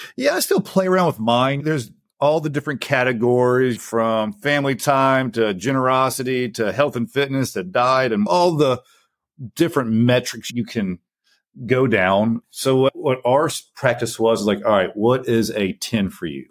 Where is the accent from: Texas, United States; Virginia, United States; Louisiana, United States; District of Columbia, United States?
Louisiana, United States; Lake Charles; also born or lived in Houston; Came back to where I grew up in Lake Charles, Louisiana, got my real estate license